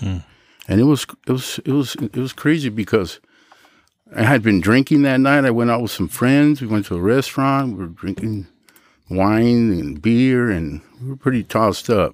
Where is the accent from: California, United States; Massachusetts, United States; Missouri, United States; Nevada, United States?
California, United States; Los Angeles; also born or lived in San Fernando, California; my father bought a house in Pacoima, and I was raised in Pacoima